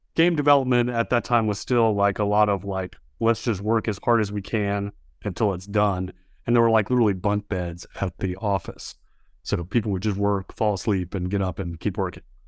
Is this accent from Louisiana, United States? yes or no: yes; Baton Rouge, Louisiana, United States; moved away as an adult; also born or lived in Austin, Texas; My high school was a magnet high school, Baton Rouge High School magnet